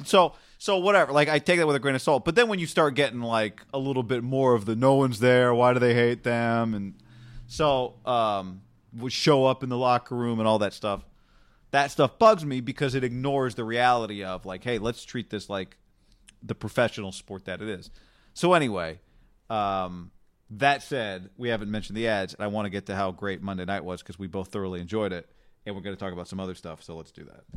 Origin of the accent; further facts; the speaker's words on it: Davis, California, United States; also born or lived in Bay Area; we're both from Nor-, Davis, Northern California